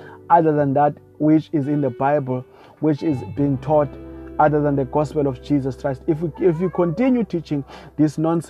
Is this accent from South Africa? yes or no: yes; South Africa; I come from South Africa